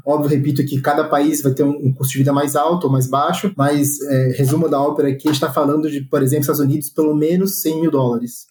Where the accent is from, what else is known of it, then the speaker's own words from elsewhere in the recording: Brazil; a gente não é nativo, a gente é brasileiro.